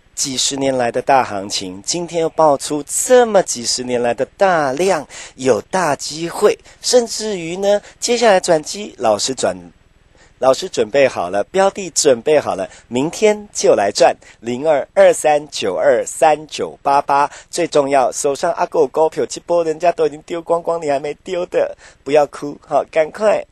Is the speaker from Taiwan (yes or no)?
yes; Taiwan; 我们闽南人，咱台湾人